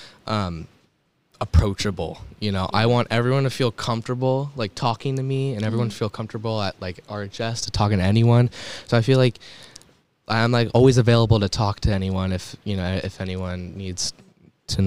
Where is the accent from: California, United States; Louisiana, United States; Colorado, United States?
California, United States; Rocklin; also born or lived in Los Angeles; I moved down here to Rockland, so I've pretty much been here my entire life